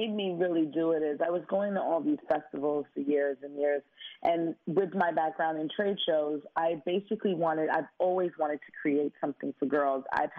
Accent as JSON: {"language": "English", "town": "Brooklyn", "region": "New York", "country": "United States", "tie": "born or raised there", "said": "Growing up in Brooklyn, I know what I could have became if I didn't have the guidance"}